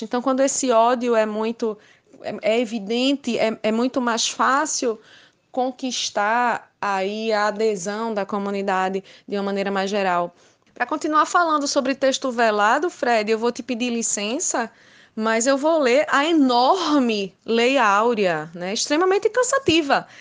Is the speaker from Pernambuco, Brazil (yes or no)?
yes; Recife, Pernambuco, Brazil; sou recifense, fui criada no bairro de Água Fria, entre Água Fria e Arruda